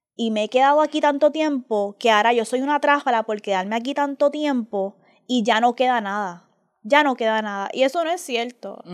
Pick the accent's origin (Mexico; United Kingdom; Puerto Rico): Puerto Rico; yo me crié con mi mamá en Puerto Rico